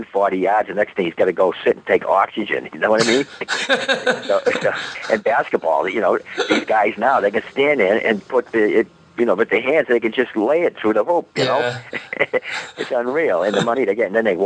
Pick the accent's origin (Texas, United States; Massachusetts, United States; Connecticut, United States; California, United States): Massachusetts, United States; Boston; we're from Boston